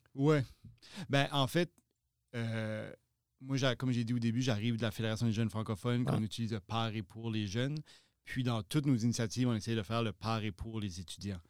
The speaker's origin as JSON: {"language": "French", "town": "Shippagan", "region": "New Brunswick", "country": "Canada", "tie": "born or raised there", "moved": "as an adult", "lives_now": "Moncton, Canada", "said": "originaire de Chipagan, dans le nord-est du Nouveau-Brunswick"}